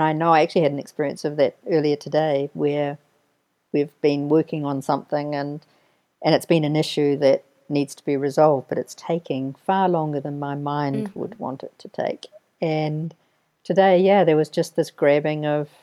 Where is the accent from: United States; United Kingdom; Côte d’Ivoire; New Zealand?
New Zealand; also born or lived in Castle Hill, Canterbury, New Zealand; New Zealand. I come from New Zealand.